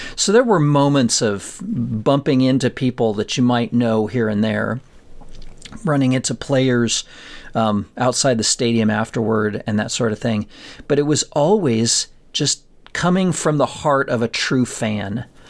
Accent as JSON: {"language": "English", "region": "Colorado", "country": "United States", "tie": "born or raised there", "said": "I grew up in Colorado, in a little town in Colorado"}